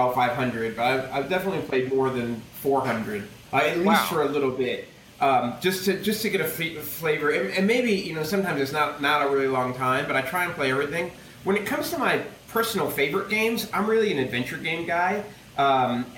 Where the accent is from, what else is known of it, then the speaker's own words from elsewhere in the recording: United States; as an American